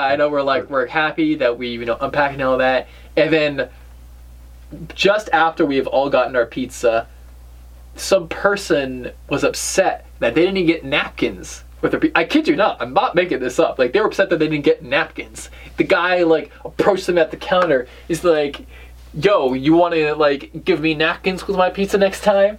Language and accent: English; New England, United States; we're from New England.